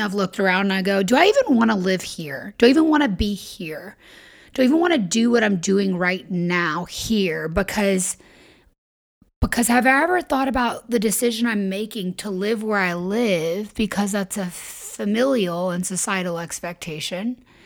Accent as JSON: {"language": "English", "region": "the South", "country": "United States", "tie": "born or raised there", "said": "I was raised in the South and in religion"}